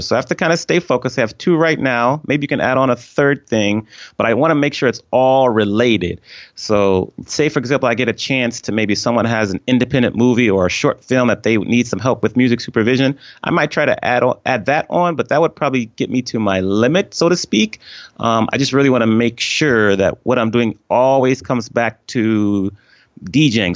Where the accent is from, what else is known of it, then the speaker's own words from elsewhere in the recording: Washington, District of Columbia, United States; moved away as an adult; also born or lived in Atlanta; I grew up on the East Coast of the U S in, uh, the Washington D C area